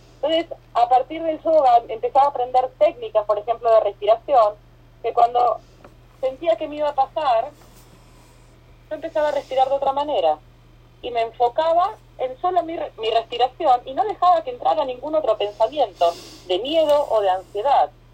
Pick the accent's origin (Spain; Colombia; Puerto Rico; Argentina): Argentina; moved away as an adult; also born or lived in Costa Rica; now in Miami, United States; soy argentina, viviendo en Miami hace 6 años. Me fui de Argentina hace 7, viví en Costa Rica dos años primero